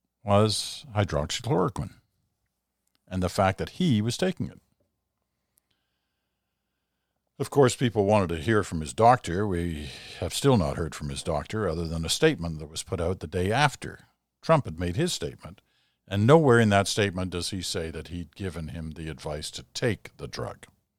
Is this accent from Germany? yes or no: no; United Kingdom; born there; I was born in Britain, so I have a British passport, and I have a Canadian passport.